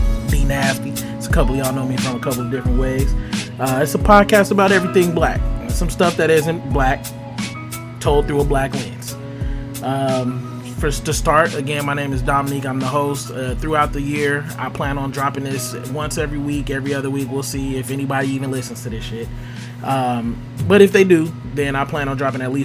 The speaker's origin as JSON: {"language": "English", "town": "Las Vegas", "region": "Nevada", "country": "United States", "moved": "yes", "lives_now": "Tennessee, United States", "said": "I'm from Vegas. I live in Tennessee currently."}